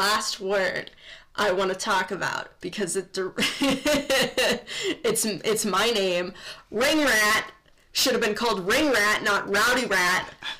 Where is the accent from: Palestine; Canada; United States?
United States; Midwest; We're from the Midwest